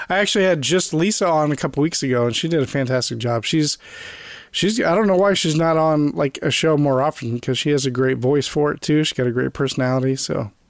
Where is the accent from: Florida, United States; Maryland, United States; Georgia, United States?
Florida, United States; moved away as an adult; now in Virginia, United States; right now I'm in Virginia. I'm from Florida, but I just had to move to Virginia a few months ago. But I am going to be going back to Florida probably in the summer.